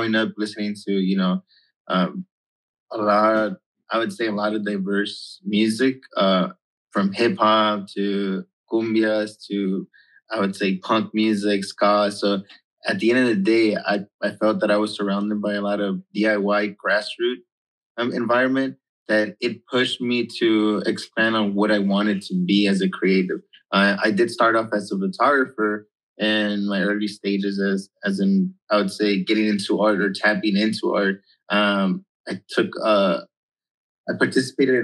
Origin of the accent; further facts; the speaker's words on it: Los Angeles, California, United States; I'm from Mid-City area